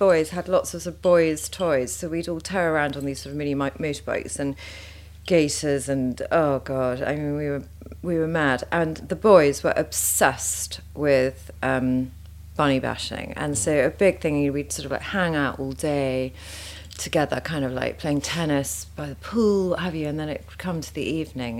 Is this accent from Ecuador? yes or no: no; Sussex, South East England, United Kingdom; I grew up in Sussex